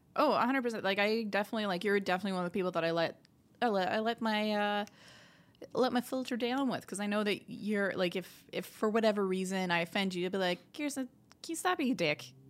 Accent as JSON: {"language": "English", "town": "Sudbury", "region": "Ontario", "country": "Canada", "tie": "born or raised there", "moved": "as an adult", "lives_now": "Montreal, Canada", "said": "we moved out to Sudbury, Ontario, and I was there for, like, twenty years, and, yeah, it's a, it's a great place to grow up"}